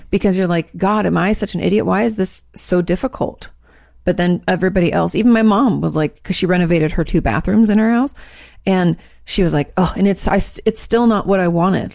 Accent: West Coast, United States; moved away; I grew up in the West Coast where states are large

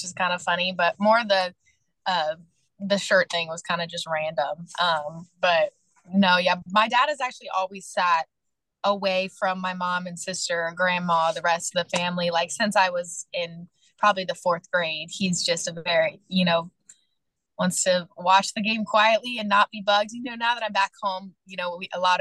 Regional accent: Kentucky, United States; moved away as an adult; being able to play for my hometown

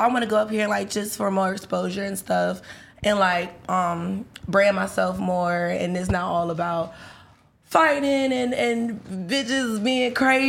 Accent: Virginia, United States; I'm from Virginia.

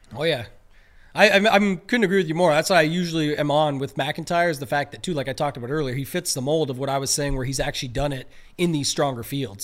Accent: Canada; we're Canadian

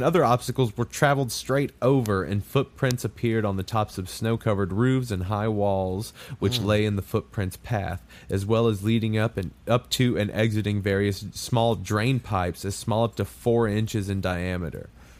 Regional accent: United States; because I'm American.

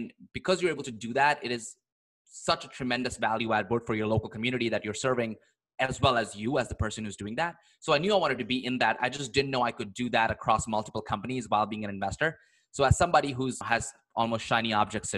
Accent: India; moved away as an adult; also born or lived in Philadelphia, United States / San Francisco, United States; now in United States; grew up in India in this middle-class family. Nobody in my family had ever left the country.

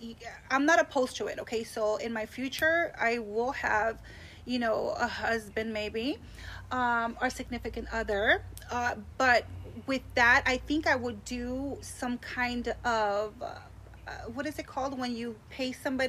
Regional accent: Lynwood, California, United States; also born or lived in Monterey Park; So I was born in Monterey Park. Okay. I grew up in Lynwood.

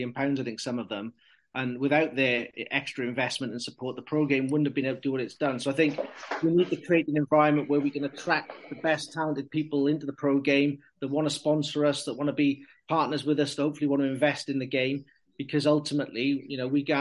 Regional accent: Welsh, Wales, United Kingdom; as Welsh people

